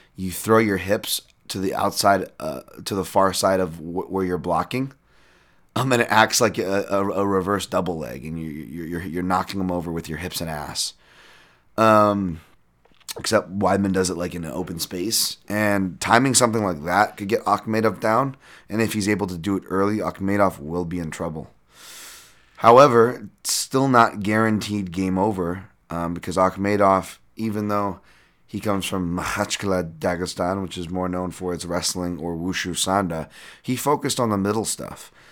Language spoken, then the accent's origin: English; United States; I'm American.